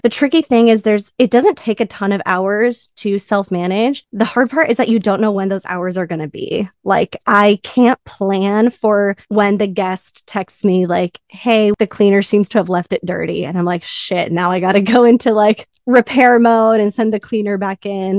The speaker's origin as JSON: {"language": "English", "region": "Southern California", "country": "United States", "said": "I'm from Southern California"}